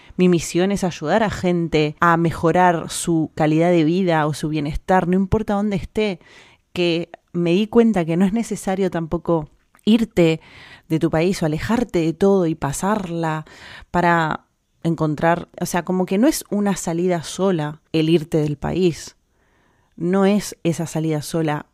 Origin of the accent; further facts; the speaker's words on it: Argentina; moved away as an adult; now in Spain; en mi país de donde vengo